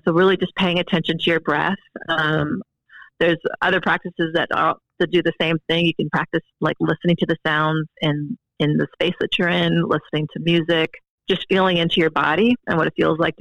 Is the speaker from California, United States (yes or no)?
yes; Berkeley, California, United States; I grew up in Berkeley, California